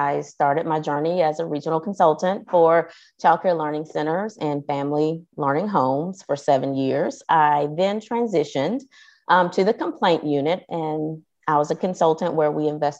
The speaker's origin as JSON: {"language": "English", "town": "Athens", "region": "Georgia", "country": "United States", "tie": "born or raised there", "said": "I live in Athens, Georgia"}